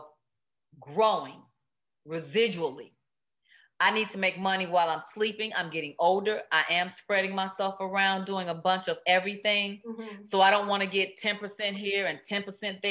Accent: Chicago, Illinois, United States; now in Los Angeles, United States; my hometown, Chicago

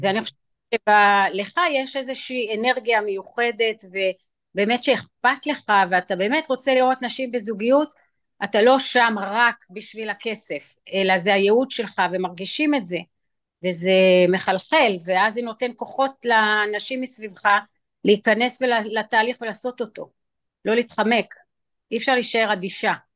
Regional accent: Israel; also born or lived in New York, United States; באתי בישראל וגדלתי גם בישראל וגם בניו יורק, היו לי שתי בתים אה. כי אמא הייתה גרה שם ואבא היה גר בארץ

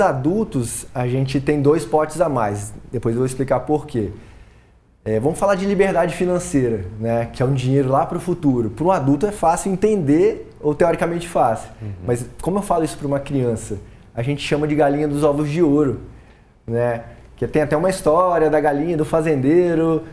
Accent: Colatina, Espírito Santo, Brazil; moved away; sou capixaba, sou de Colatina, mas saí muito cedo.

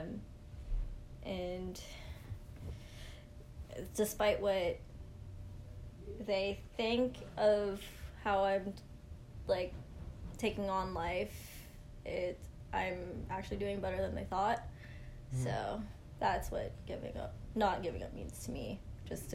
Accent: Mississauga, Ontario, Canada; also born or lived in St. Catharines; I'm born and raised in Mississauga.

